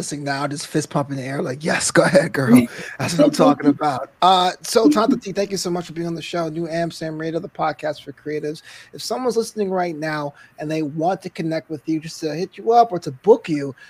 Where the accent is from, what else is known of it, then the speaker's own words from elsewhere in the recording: New York City, New York, United States; moved away as an adult; also born or lived in Florida; now in Los Angeles, United States; We're from Brooklyn. I lived in Florida for about 4 years, came out to LA 15 years ago.